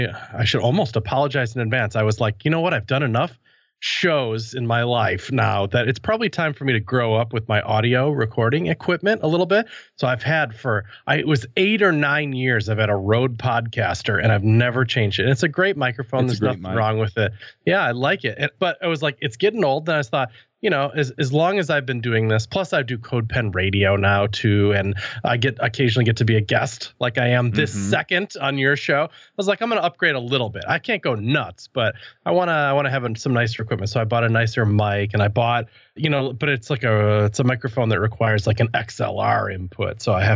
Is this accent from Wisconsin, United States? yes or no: yes; Wisconsin, United States; now in Milwaukee, United States; I grew up in outside of Madison, Wisconsin, and I'm actually, as I sit now, in Milwaukee, Wisconsin, not too far away, although I bounced around the world a little bit.